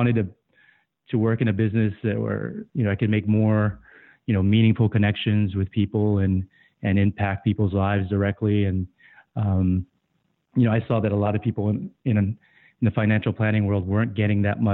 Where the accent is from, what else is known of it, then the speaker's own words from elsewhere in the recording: Guam; moved away; I was born and raised in Guam.